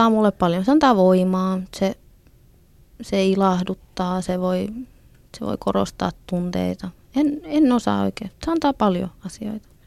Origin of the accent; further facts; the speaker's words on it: Finland; first language Finnish; suomi on, on mulla äidinkieli. Et se on mun, se on kuitenkin se sillain niin kuin ykköskieli, että sillä mä ajattelen.